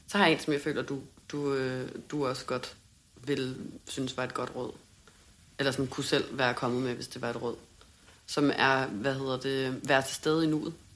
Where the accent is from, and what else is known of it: Denmark; moved away as an adult; now in Hamburg, Germany